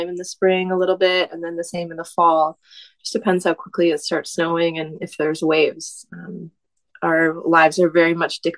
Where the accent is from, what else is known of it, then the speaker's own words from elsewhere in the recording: Tsawwassen, British Columbia, Canada; I grew up in Tawasin. That's just outside of Vancouver, where you take the ferry to go to the island